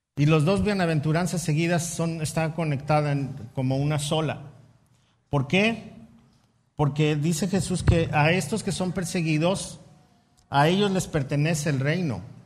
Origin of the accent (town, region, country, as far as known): Mexico